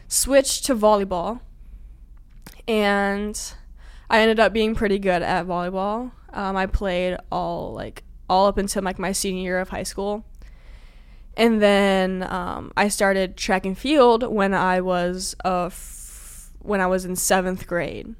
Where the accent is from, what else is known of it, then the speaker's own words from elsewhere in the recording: Illinois, United States; I'm from Illinois